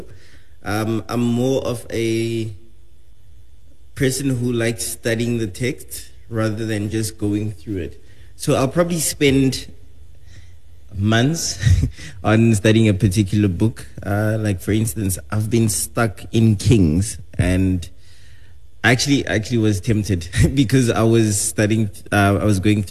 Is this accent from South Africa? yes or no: yes; South Africa; I am South African.